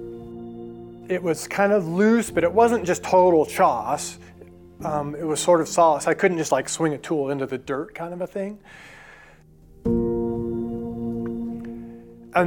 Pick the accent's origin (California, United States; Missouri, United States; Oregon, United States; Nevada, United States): Oregon, United States; Eastern; When I was a kid growing up in Eastern Oregon, it was a really great place to grow up